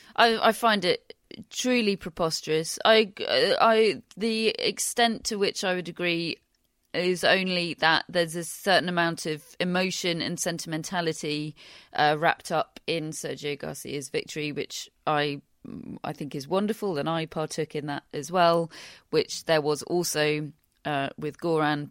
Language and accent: English; United Kingdom; being British